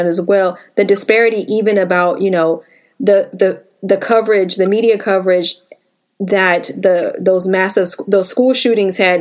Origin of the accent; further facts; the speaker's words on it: Washington, District of Columbia, United States; moved away; I grew up in Washington, D.C.